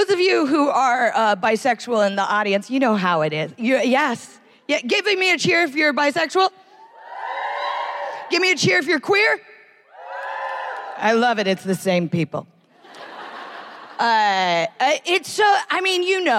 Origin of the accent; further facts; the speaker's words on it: United States; I am American